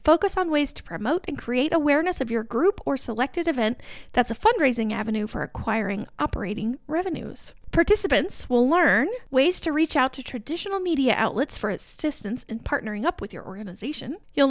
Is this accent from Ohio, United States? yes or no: no; Alexandria, Indiana, United States; I grew up in Ellic, so I'm right down the road